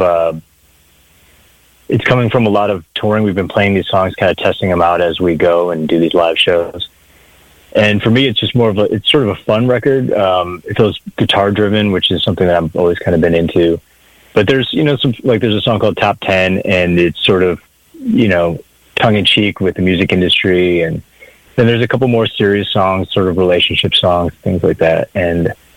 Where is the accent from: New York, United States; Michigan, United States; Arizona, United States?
Michigan, United States; a town outside of Detroit; moved away as an adult; now in Los Angeles, United States; I grew up in Michigan, in a town outside of Detroit, and moved to LA about 15 years ago